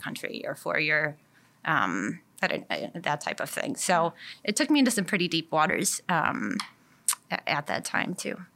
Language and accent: English; Milwaukee, Wisconsin, United States; also born or lived in Madison, Wisconsin; I grew up in the Milwaukee area. So I've kind of been a Wisconsin girl, uh, my whole life